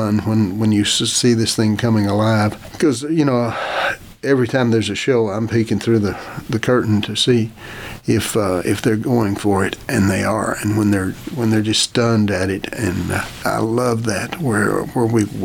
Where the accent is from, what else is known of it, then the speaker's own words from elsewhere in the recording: Oklahoma, United States; I grew up in Oklahoma and the beaches are rather small.